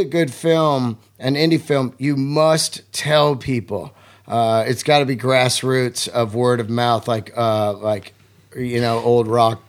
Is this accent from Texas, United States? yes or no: no; San Francisco, California, United States; now in Los Angeles, United States; I grew up in San Francisco.